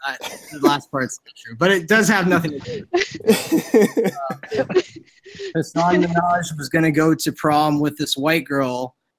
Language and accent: English; Davis, California, United States; I grew up in Davis